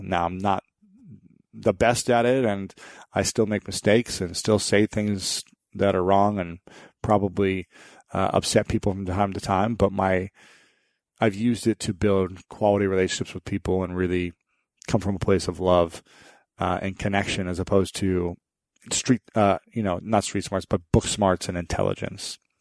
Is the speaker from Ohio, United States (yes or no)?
yes; Ohio, United States; my home state of Ohio